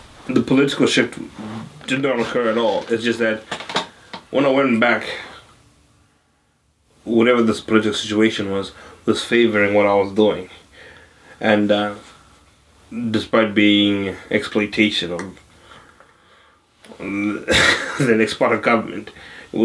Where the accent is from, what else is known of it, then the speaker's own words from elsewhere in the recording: Zimbabwe; now in Melbourne, Australia; I am from Zimbabwe, which is a southern African country.